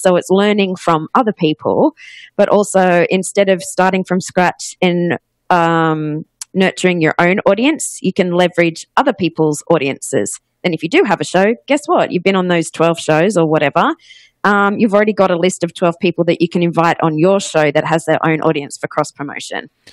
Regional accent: Australia; accent: Australian; moved away as an adult; also born or lived in Ohio, United States / Los Angeles, United States; you might notice by my accent, I am Australian, but I actually went to college in Ohio

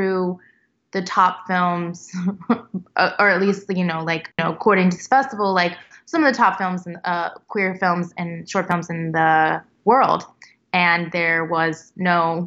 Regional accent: Tennessee, United States; I'm from Tennessee

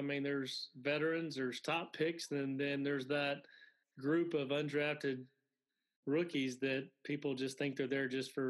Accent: Alabama, United States; I grew up in Alabama. I grew up an Auburn fan.

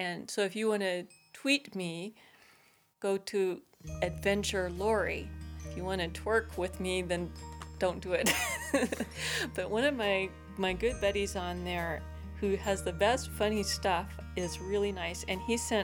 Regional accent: Seattle, Washington, United States; also born or lived in Southern California; now in California, United States; I'm originally from Seattle, Washington, where it was very cold and rainy

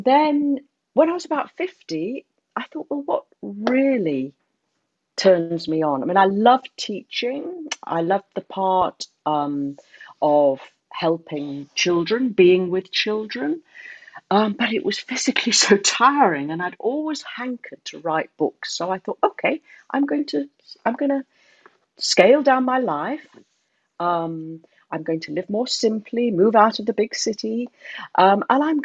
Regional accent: England, United Kingdom; moved away as an adult; now in Hong Kong; I am English

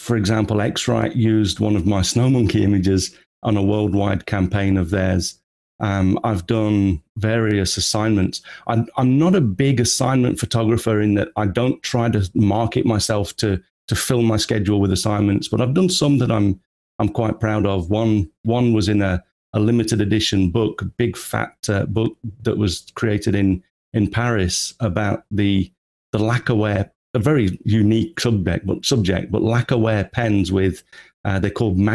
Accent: England, United Kingdom; moved away as an adult; also born or lived in Japan; now in Tokyo, Japan; as you can probably tell from the accent, I'm originally from England. Moved to Japan 25 years ago now

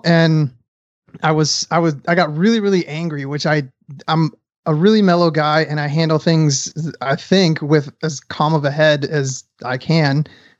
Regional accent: Detroit, Michigan, United States; also born or lived in Los Angeles; side note, I'm from Detroit, Michigan, and I've lived in Los Angeles. So I've been around homeless folks

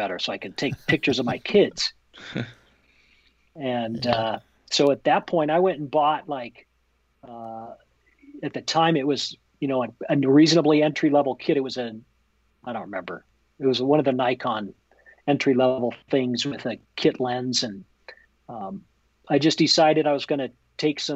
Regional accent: Jackson, Wyoming, United States; I was born and raised here in Jackson, and lived here most of my adult life.

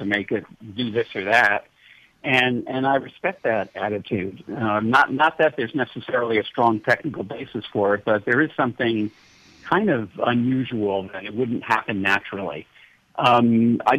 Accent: New York City, New York, United States; moved away; also born or lived in San Diego; I grew up in New York City, and I couldn't tell a cow from a cauliflower until I was about 12 years old

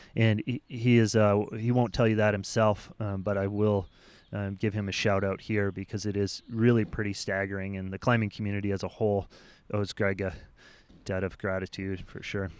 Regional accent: United States; as American climbers

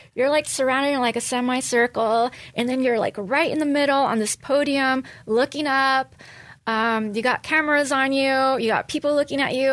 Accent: Los Angeles, California, United States; born or raised there; moved away as an adult; also born or lived in San Francisco; now in Poway, United States

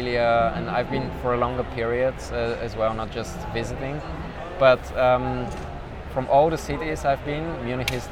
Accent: Sofia, Sofia City, Bulgaria; also born or lived in Plovdiv; I'm coming from Sofia

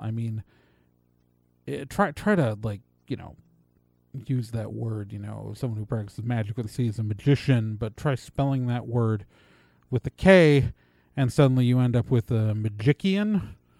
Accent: Wisconsin, United States; I'm from Wisconsin

